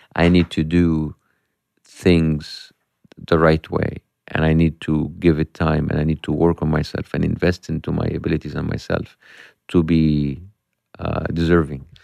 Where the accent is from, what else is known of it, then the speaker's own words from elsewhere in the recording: Egypt; English is a second language; moved away as an adult; from Egypt